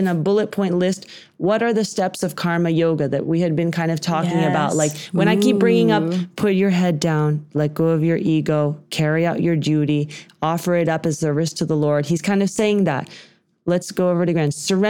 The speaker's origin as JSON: {"language": "English", "region": "Texas", "country": "United States", "tie": "born or raised there", "said": "growing up in Texas"}